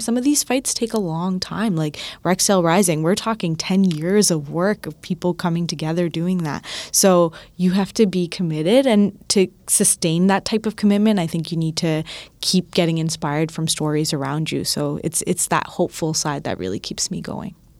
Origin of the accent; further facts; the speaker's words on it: Toronto, Ontario, Canada; I'm from Scarborough